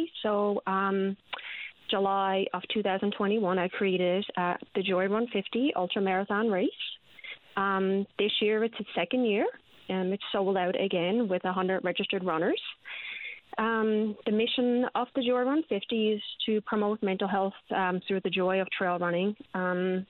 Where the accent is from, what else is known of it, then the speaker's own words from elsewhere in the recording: Placentia, Newfoundland and Labrador, Canada; I grew up in Placentia